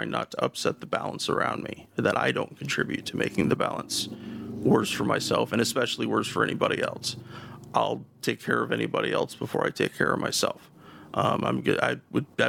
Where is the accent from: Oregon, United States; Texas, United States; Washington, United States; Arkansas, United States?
Oregon, United States; The Dalles; moved away as an adult; also born or lived in Portland area, Oregon; now in Portland, United States; I lived in my hometown of the Dalles. That's about an hour east of where I live now, in the Portland area.